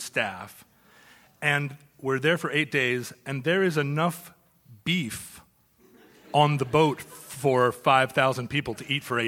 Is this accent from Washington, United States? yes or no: yes; Seattle, Washington, United States; I'm from Seattle